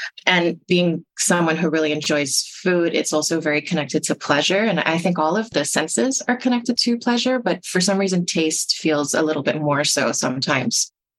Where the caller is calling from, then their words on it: Toronto, Ontario, Canada; I use she, her pronouns, and I'm reporting from Toronto on the traditional lands of the Mississaugas of the Credit, the Anishinaabe, the Chippewa, the Haudenosaunee, and the Wendakis.